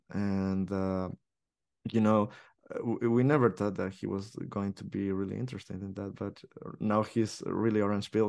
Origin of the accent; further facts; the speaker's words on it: El Salvador; now in Barcelona, Spain; I was from El Salvador